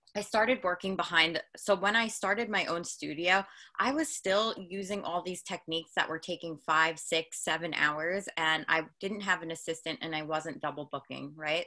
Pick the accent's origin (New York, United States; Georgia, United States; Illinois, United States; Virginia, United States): New York, United States; Long Island; I am from Long Island, New York, and I'm a hairstylist out here